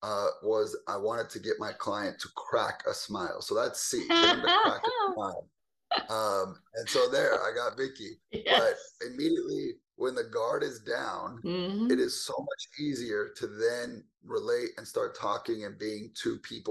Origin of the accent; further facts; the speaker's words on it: Southern California, United States; moved away as an adult; now in Dallas, United States; I'm originally born and raised in California, Southern California, to be exact